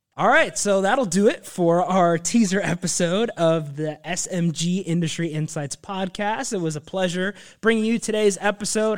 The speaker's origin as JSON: {"language": "English", "region": "Northern Virginia", "country": "United States", "tie": "born or raised there", "said": "I was born and raised in Northern Virginia. I've lived there my entire life"}